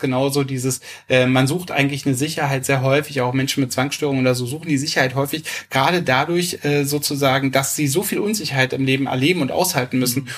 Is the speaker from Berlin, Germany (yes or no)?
yes; Berlin, Germany; also ich bin in Berlin äh, groß geworden und lebe da schon immer